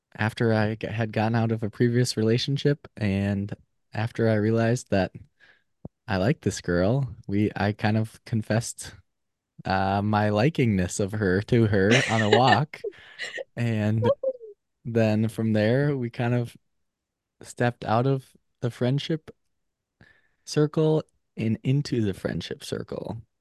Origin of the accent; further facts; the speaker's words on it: Minnesota, United States; moved away as an adult; also born or lived in Eau Claire, Wisconsin; now in Madison, United States; was born and raised in Minnesota